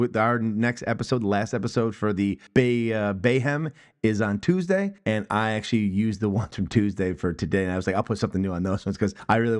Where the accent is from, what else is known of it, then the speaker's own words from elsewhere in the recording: United States; I'm an American.